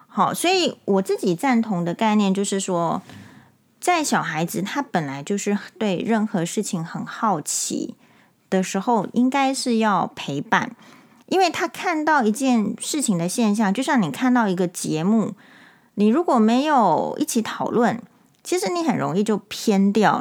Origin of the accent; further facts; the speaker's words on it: Taiwan; 我们台湾人